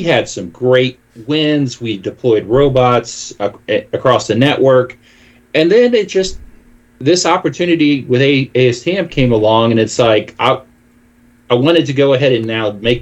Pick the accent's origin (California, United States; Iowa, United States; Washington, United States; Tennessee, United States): Tennessee, United States; Memphis; my hometown of Memphis, Tennessee